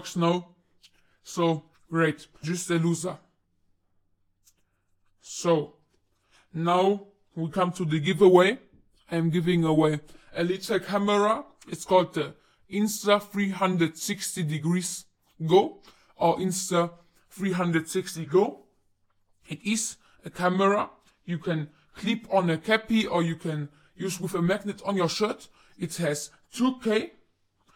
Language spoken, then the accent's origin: English; United Kingdom; I am not American. I am from the UK. I live in the UK right now